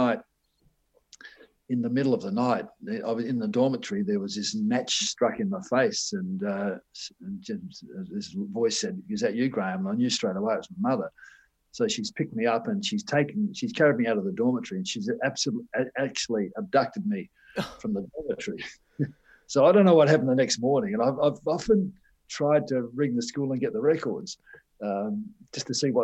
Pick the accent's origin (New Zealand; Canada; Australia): Australia; Adelaide, South Australia; also born or lived in Victoria / Whyalla; I was 7 years old when I came here, and I grew up as a South Australian.